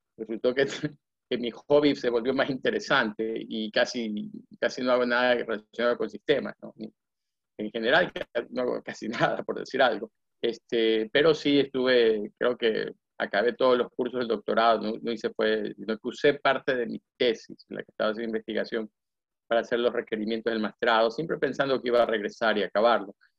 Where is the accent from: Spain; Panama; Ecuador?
Ecuador; Guayaquil, Guayas; moved away as an adult; me fui becado de Ecuador, me becó la universidad. Este, yo estoy aquí en el Colegio Eliseo Naval, en Guayaquil.